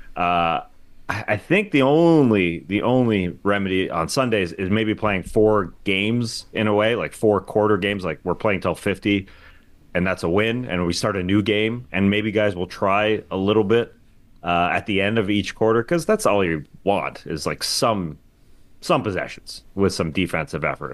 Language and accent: English; Canada; I'm a Canadian.